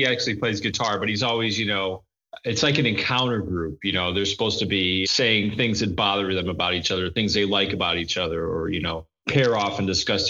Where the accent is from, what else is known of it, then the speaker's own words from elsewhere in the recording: Lansing, Michigan, United States; moved away; also born or lived in Chicago; I'm from Lansing, Michigan. And lived in Chicago for many years. I'm a Midwesterner. I'm middle-aged. I'm Protestant.